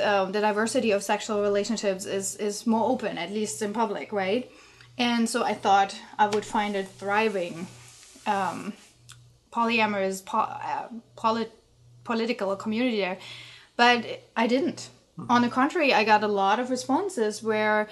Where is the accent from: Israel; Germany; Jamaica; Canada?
Germany; East Germany; I'm from East Germany